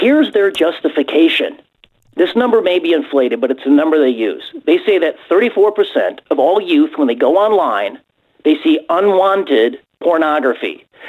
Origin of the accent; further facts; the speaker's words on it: Illinois, United States; Well, Glenn, I'm from Illinois. It is the Super Bowl of corruption, as everybody understands. And in Illinois, we're used to our politicians double-dipping the public trough.